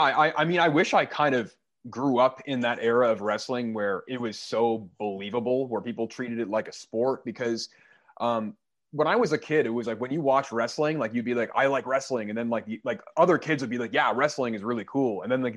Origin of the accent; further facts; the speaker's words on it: Canada; I am Canadian. I'm from